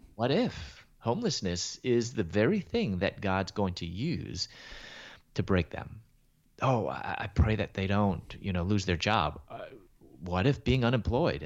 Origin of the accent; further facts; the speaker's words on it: Chicago, Illinois, United States; moved away as an adult; also born or lived in Louisville, Kentucky; I was born in Chicago and raised there in Chicago.